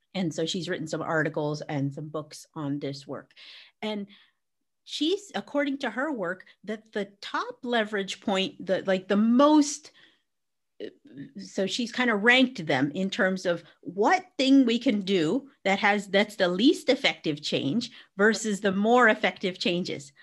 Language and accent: English; Arizona, United States; now in England, United Kingdom; I grew up in Arizona.